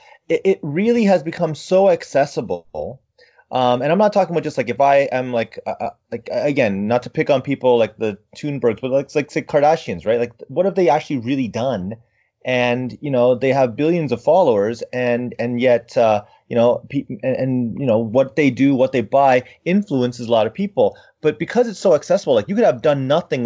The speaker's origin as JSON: {"language": "English", "country": "Canada", "said": "I'm too Canadian"}